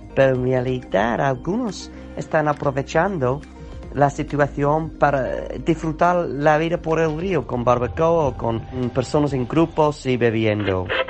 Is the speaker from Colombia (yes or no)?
no; England, United Kingdom; Spanish is a second language; also born or lived in Bavaria, Germany; now in Germany; de Inglaterra y vivo en Alemania